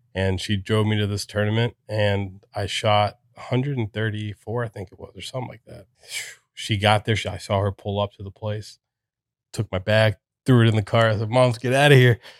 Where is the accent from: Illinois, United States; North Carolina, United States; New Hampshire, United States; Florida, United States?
Florida, United States; Casselberry; also born or lived in Puerto Rico; Grew up here in Orlando, uh, in Castleberry, so not too far from here